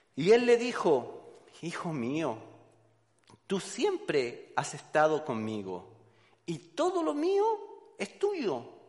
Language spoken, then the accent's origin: Spanish; Chile; moved away; soy chileno, de Chile, colocolino de corazón